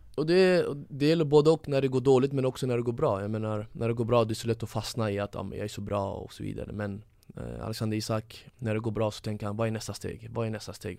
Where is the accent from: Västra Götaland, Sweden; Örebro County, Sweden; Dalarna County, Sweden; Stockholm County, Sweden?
Stockholm County, Sweden; Stockholm; Jag växte upp i Tensta som är ungefär som, som Husby